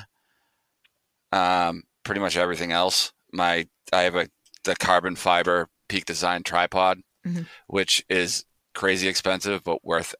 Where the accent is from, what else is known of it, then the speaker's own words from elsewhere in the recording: Quincy, United States; my hometown of Quincy